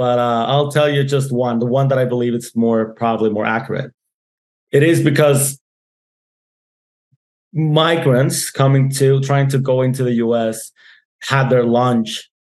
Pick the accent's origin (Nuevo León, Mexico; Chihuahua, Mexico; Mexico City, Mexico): Chihuahua, Mexico; Ciudad Juarez; also born or lived in El Paso; that's my hometown. I was born here 36 years ago. And I'm not sure if I can call myself a Juarense because I go back and forth